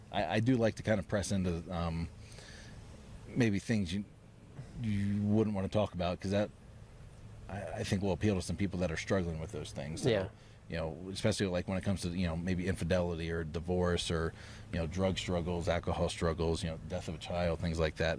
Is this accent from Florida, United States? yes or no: yes; Florida, United States; moved away; also born or lived in Maryland; I was born in Maryland and then grew up in Florida